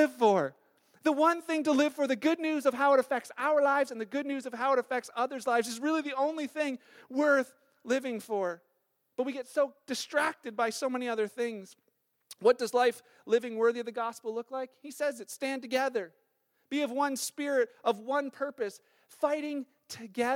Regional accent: Canada; being Canadian

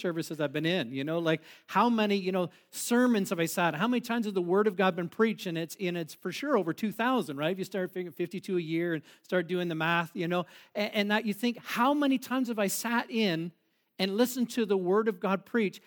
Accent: Boston, Ontario, Canada; we grew up in Boston, uh, in a little bit, not Boston, Mass, but Boston, Ontario

